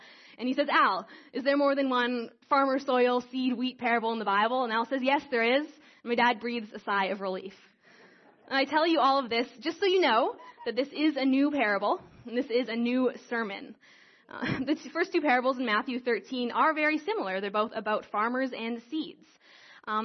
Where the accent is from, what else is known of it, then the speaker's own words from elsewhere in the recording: Creston, British Columbia, Canada; moved away as an adult; now in Calgary, Canada; I grew up in Creston, and I grew up in this church